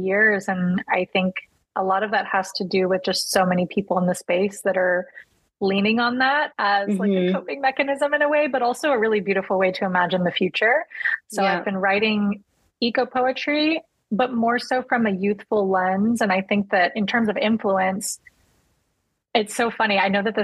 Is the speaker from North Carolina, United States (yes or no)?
no; Texas, United States; I am Latina, number one. I'm a Texan